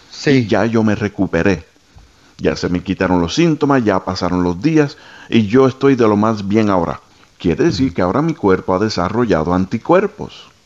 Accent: Guatemala; soy de Guatemala

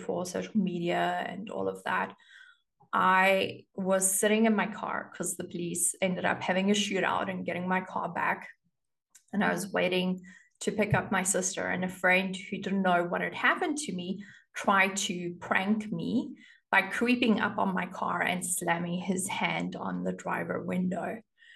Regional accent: South Africa; I grew up in South Africa and you get your driver's license at the age of 18

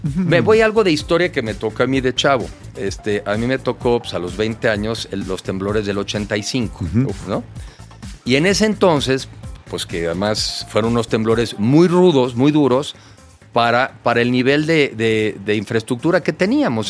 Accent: Mexico; como mexicano yo

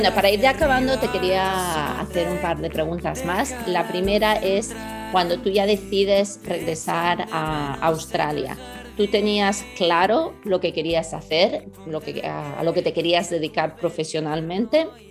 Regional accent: Spain; nosotros mismos como españoles

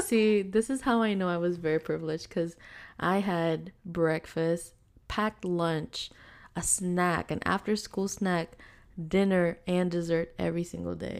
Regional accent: Philippines; now in United States; we're from the Philippines

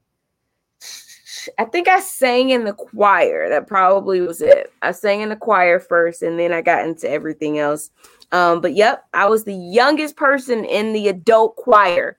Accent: Chicago, Illinois, United States; my hometown is Chicago, and I still am here in Chicago. Love it here. Been here my entire life, worked here, grew up here

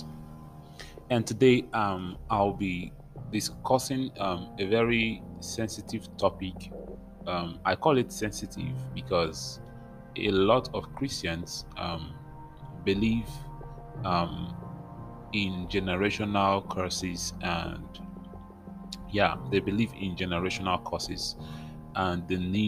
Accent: Nigeria; I come from Nigeria

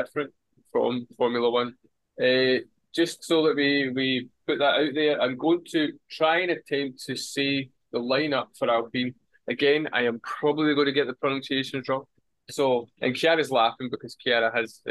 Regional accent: Scotland, United Kingdom; I'm Scottish

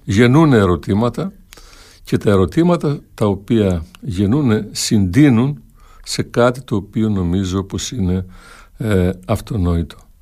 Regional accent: Viannos, Crete, Greece; στο χωριό μου στη Βιάνο, Πιτσιρίκη

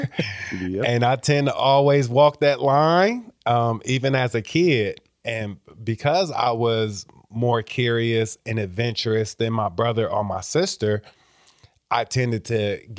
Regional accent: Iowa, United States; So my mom was born in Mississippi, so I'm first generation Iowan. I was born here, my siblings were born here, but my mom and a lot of my other relatives were born down south.

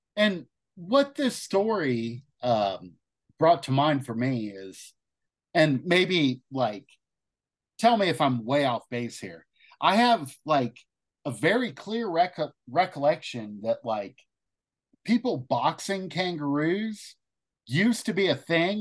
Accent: Ohio, United States; where I grew up in Ohio

